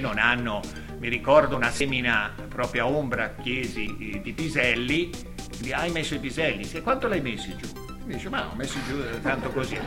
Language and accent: Italian; Lerma, Piedmont, Italy; io sono di Lerma